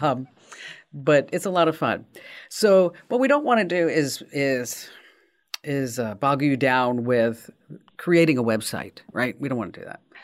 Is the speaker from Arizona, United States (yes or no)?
yes; Arizona, United States; I'm from Arizona.